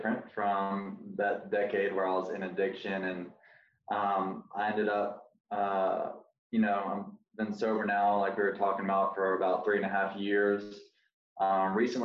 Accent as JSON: {"language": "English", "region": "Alabama", "country": "United States", "moved": "as an adult", "lives_now": "Gainesville, United States", "said": "I'm from Alabama, and it was in Gainesville, Florida. That's where I currently live."}